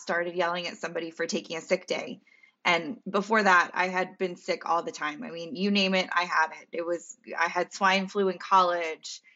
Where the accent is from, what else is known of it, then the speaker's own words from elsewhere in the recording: Central Pennsylvania, United States; moved away; I'm from Pennsylvania, as you know, Central P